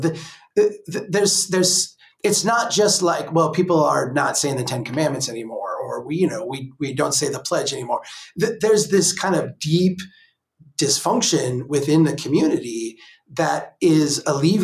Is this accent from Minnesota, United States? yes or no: yes; Brainerd, Minnesota, United States; here in Brainerd, my hometown